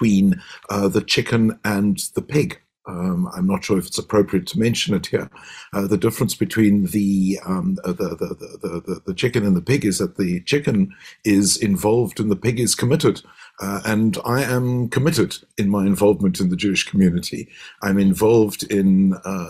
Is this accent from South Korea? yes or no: no; Cape Town, Western Cape, South Africa; as South African Jews, as Cape Town Jews